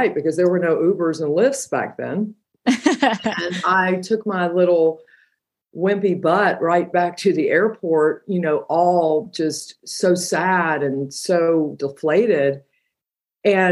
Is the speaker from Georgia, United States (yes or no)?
yes; Georgia, United States; I'm from Georgia